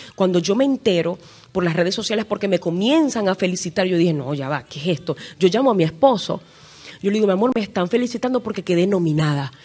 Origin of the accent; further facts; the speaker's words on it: Venezuela; en mi país, Venezuela